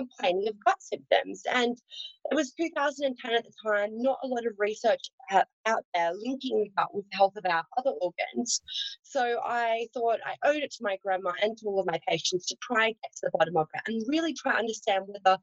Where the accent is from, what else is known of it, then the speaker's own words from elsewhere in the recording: Australia; accent: Australian; I was raised on a farm in Australia, so I'm an Aussie girl, hence the accent.